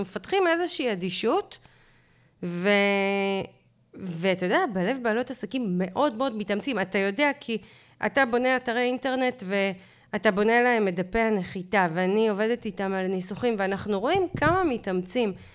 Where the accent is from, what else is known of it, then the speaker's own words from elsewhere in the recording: Israel; אנחנו ישראלים